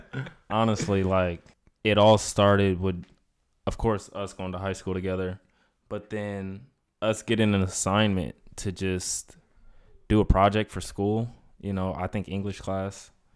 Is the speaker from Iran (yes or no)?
no; Inland Empire, California, United States; I'm from the Inland Empire. Shout out to the nine oh nine